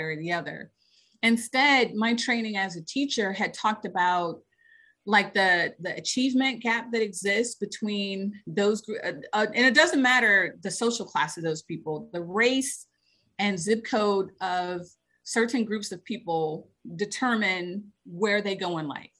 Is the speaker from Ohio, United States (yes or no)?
yes; Cleveland Heights, Ohio, United States; moved away; So I grew up in Cleveland. I grew up in a suburb of Cleveland called Cleveland Heights